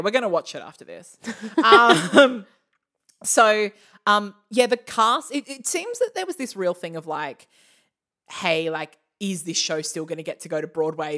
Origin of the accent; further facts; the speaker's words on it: Australia; we're from Australia